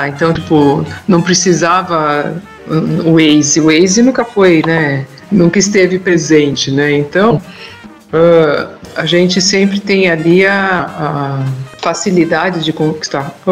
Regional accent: São Bernardo do Campo, São Paulo, Brazil; É, eu, eu, eu vivi minha vida inteira em São Bernardo.

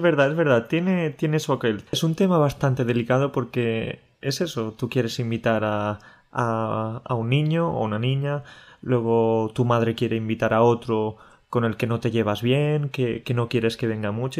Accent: Andalusia, Spain; moved away; He estado este fin de semana en, Andalucía, en mi tierra

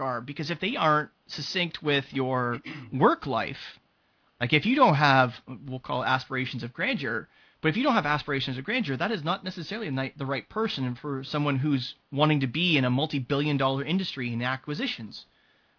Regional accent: Canada; I'm Canadian.

